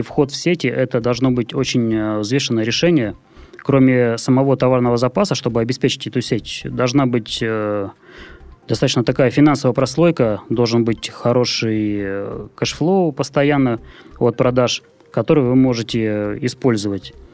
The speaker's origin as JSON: {"language": "Russian", "town": "Murmansk", "region": "Murmansk Oblast", "country": "Russia", "tie": "born or raised there", "moved": "yes", "lives_now": "Saint Petersburg, Russia", "said": "город Мурманск, мой родной город"}